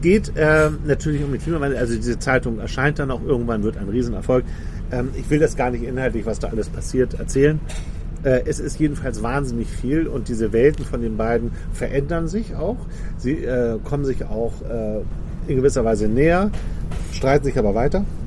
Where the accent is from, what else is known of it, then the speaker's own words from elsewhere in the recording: Hamburg, Germany; moved away as an adult; kommst ja aus einer Großstadt, ich auch, wir sind beide Hamburger, leben aber jetzt beide auf dem Land